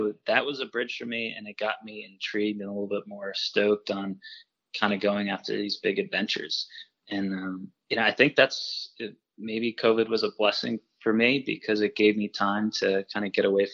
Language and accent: English; Woodstock, Vermont, United States; I grew up in the woods in Vermont, basically. Yeah, if anybody's familiar with Vermont, I grew up in Woodstock